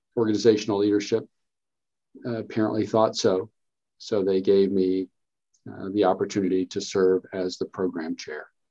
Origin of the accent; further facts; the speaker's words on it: Kentucky, United States; also born or lived in North Carolina; I'm from Kentucky, been in Kentucky basically the whole time